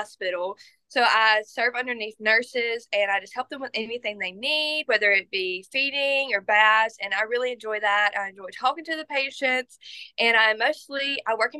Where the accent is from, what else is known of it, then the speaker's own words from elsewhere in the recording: Liberty, Mississippi, United States; now in Hattiesburg, United States; I am from Liberty, Mississippi, actually, which is my title. That is where I was born and raised.